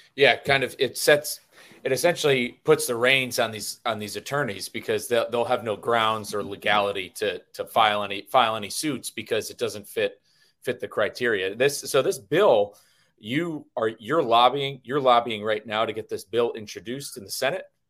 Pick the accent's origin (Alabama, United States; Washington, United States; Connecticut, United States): Connecticut, United States; I'm from Connecticut, Hartford's the insurance capital of the world